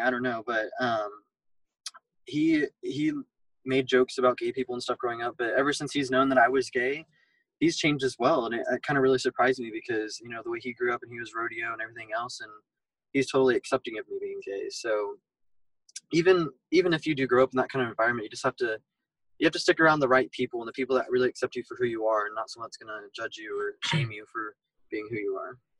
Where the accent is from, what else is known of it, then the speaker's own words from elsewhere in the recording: Fort Worth, Texas, United States; we are from Fort Worth